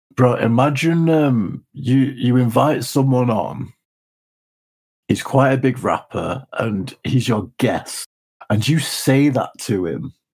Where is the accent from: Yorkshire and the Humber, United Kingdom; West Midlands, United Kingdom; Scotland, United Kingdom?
Yorkshire and the Humber, United Kingdom; Leeds; We're from Leeds